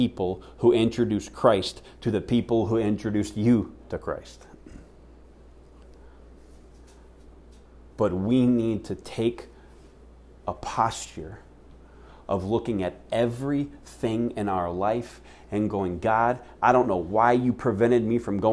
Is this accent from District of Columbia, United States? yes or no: no; Seattle, Washington, United States; now in Phoenix, United States; my hometown of Seattle, Washington